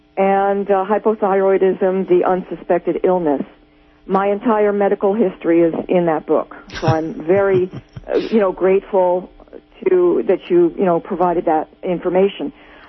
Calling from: New Jersey, United States; I'm calling from New Jersey.

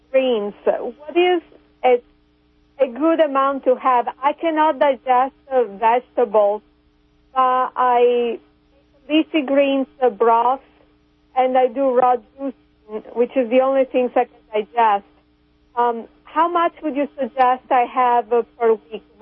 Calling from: Kansas City, Missouri, United States; Kansas City.

